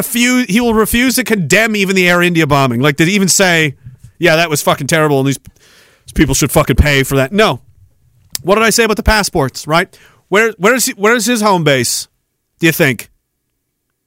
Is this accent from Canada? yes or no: yes; Canada; we're Canadian.